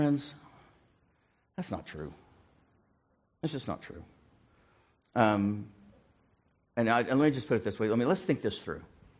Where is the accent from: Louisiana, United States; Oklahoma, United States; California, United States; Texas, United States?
Oklahoma, United States; Ringling; born there; When I was born in Ringling, Oklahoma, in the parsonage.